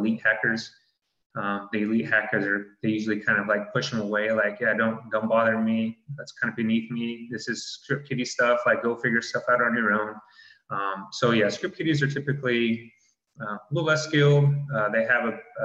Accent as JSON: {"language": "English", "region": "Utah", "country": "United States", "tie": "born or raised there", "moved": "yes", "said": "I'm originally from Utah, born and raised"}